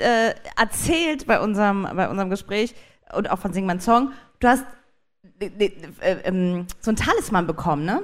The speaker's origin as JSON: {"language": "German", "region": "Saarland", "country": "Germany", "said": "ich bin aus dem Saarland"}